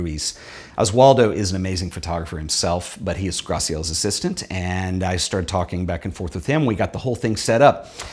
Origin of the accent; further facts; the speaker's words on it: Dallas-Fort Worth area, Texas, United States; I grew up in the Dallas-Fort Worth area in Texas.